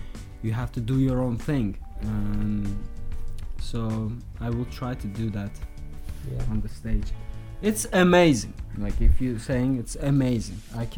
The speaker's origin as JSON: {"language": "English", "town": "Zagatala", "region": "Zagatala District", "country": "Azerbaijan", "tie": "born or raised there", "said": "And I just went to my hometown, Zagatala. I was in Baku and lived there."}